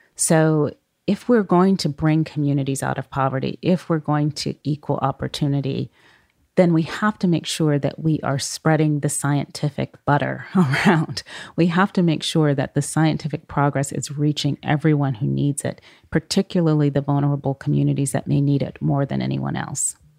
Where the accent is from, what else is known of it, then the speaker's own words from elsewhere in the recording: Oakland, California, United States; those communities I grew up near in Oakland, California.